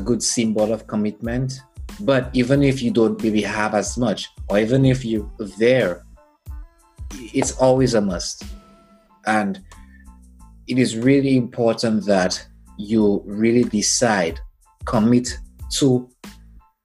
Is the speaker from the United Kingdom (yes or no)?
no; St. Lucia; moved away; I'm from St. Lucia, and it's an island in the Caribbean